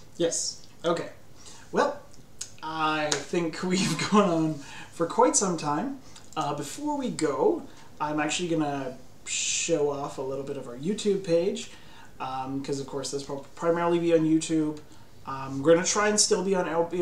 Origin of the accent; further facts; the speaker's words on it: Canada; I grew up in Canada